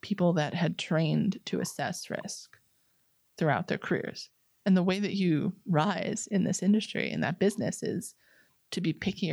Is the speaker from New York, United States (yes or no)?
yes; New York, United States; I'm a New Yorker